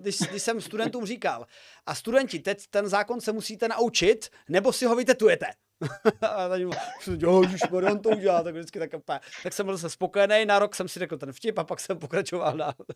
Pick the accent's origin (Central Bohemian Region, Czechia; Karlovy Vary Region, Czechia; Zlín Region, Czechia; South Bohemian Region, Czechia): Zlín Region, Czechia; Uherské Hradiště area; now in Olomouc, Czech Republic; sám osobně zhane nejsem, jsem, eh, z Uherského Hradišťska